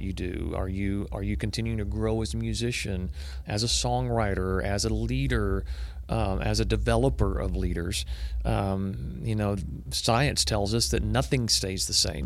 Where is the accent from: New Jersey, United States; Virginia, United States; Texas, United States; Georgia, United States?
Texas, United States; Waco; growing up in Waco, Texas